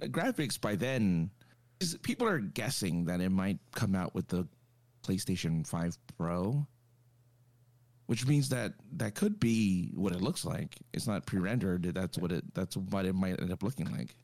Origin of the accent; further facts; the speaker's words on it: Los Angeles, California, United States; this is my hometown